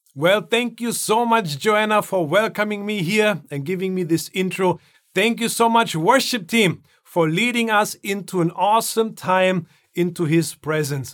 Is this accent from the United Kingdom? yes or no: no; Germany; moved away; Growing up in Germany